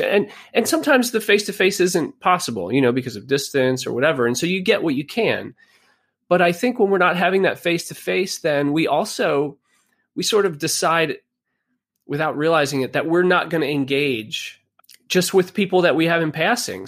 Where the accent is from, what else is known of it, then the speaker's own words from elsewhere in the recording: Pennsylvania, United States; also born or lived in Virginia; We moved back to Pennsylvania from Virginia. I grew up here